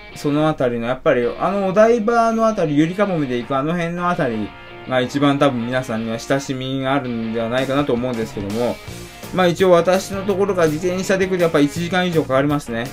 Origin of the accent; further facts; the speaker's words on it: Shizuoka, Japan; moved away; 私、静岡出身ですので